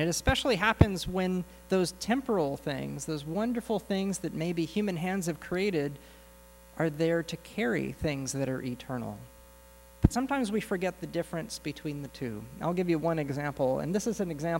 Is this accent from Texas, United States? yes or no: no; Southern California, United States; I grew up in Southern California